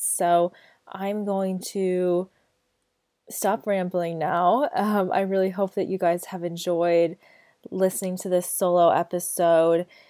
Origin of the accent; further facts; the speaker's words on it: United States; moved away; I am American born, um, I am American citizen